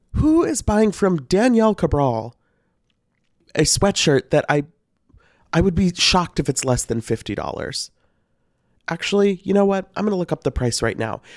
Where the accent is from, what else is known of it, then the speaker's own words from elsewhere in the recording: Missouri, United States; I'm from Missouri